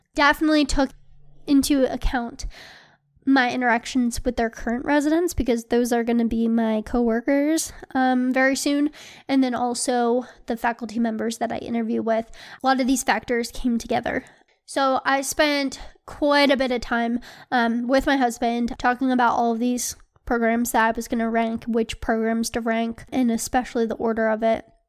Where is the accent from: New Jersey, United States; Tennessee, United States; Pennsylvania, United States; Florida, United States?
Pennsylvania, United States; Philadelphia; moved away; I matched at a program in Philly, uh, which is where I'm from